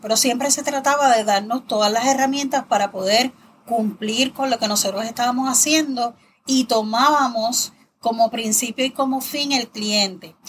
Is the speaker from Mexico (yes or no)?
no; Toa Baja, Puerto Rico; also born or lived in San Juan, Puerto Rico; yo nací en San Juan, pero he vivido en Toa Baja toda mi vida.